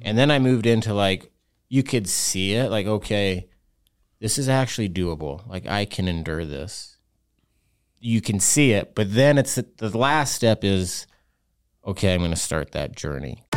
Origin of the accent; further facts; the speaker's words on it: Utah, United States; I'm from Utah, so we have weird names for our kids